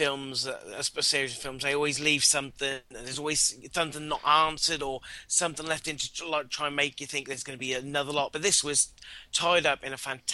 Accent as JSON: {"language": "English", "country": "United Kingdom", "said": "I'm British."}